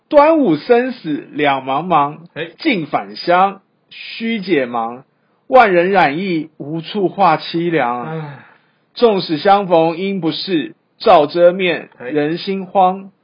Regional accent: Taiwan; 我们台湾人

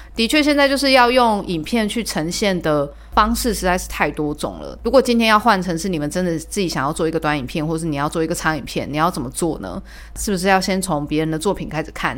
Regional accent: Tainan, Taiwan; 我是台南人

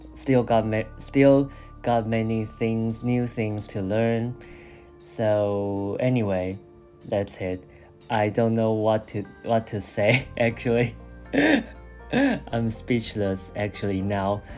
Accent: Taiwan; English is a second language; moved away as an adult; also born or lived in Chiba, Japan; now in Tokyo, Japan; I also returned to Taiwan for like a month, and then I came back to Japan

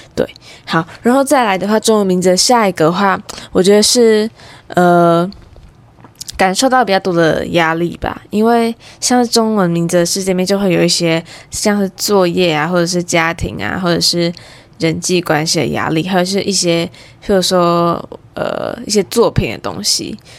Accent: Taiwan; 但是我毕竟是在台湾环境下长大的

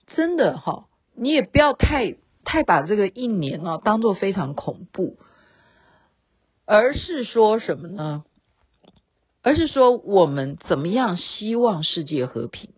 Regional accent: Taiwan; 我们台湾人

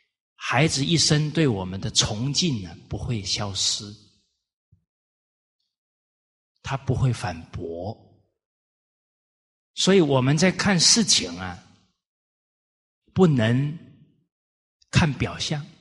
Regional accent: Kaohsiung, Taiwan; 我小时候也是在高雄市长大，啊，在一个大都会里面

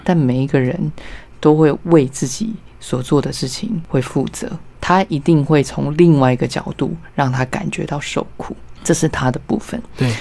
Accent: Yilan, Yilan County, Taiwan; 我是在宜兰出生的小孩

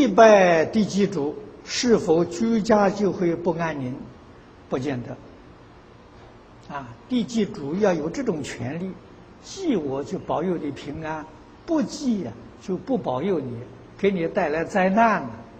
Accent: China; 啊，我们中国人讲福德正神，那他那他是邪神。

